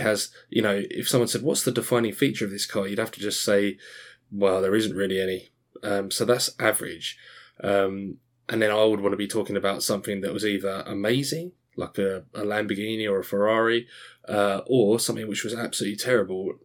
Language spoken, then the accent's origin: English; Australia; also born or lived in Scotland; now in Essex, United Kingdom; I was born in Scotland, grew up in Australia, and then I've lived in sunny Essex in England for the, since then